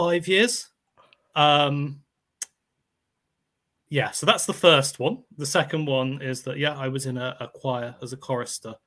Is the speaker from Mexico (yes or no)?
no; Netherlands; now in United Kingdom; I grew up in the Netherlands